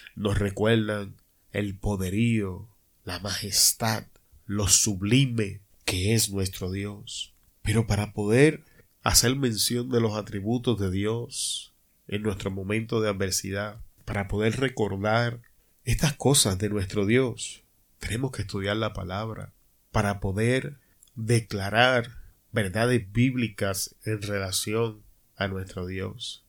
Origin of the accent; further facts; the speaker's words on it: Puerto Rico; como decimos en mi país, Puerto Rico